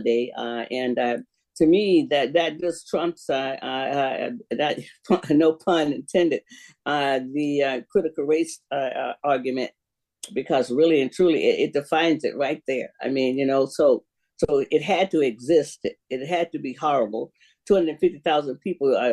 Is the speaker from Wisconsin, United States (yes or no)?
no; Sanford, Florida, United States; I grew up in Florida